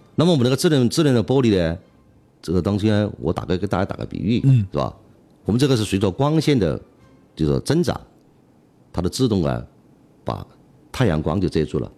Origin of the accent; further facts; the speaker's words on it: Chongqing, China; 作为重庆人的讲，还是始终想嗯。把这个成果呀，嗯。带到我们家乡来